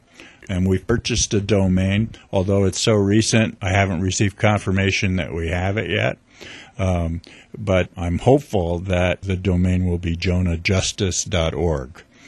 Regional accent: New York, United States; but I grew up in New York. My dad worked for the United Nations. He was a career civil servant. So I grew up kind of in a middle class kind of community, bedroom community to New York City.

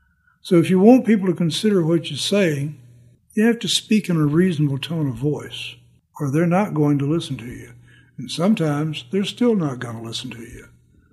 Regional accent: Southern United States, United States; And growing up in the South, I had a lot of baggage to unload

